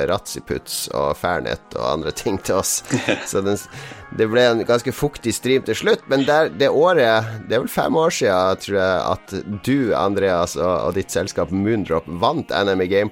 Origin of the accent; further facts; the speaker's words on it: Elverum, Innlandet, Norway; now in Hamar, Norway; jeg er opprinnelig fra Elverum, så ikke lange stykker